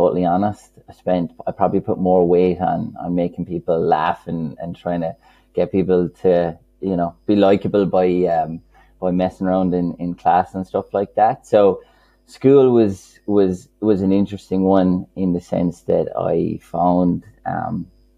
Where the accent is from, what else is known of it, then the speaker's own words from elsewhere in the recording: Killarney, Munster, Ireland; accent: Kerry; I grew up in a place called Killarney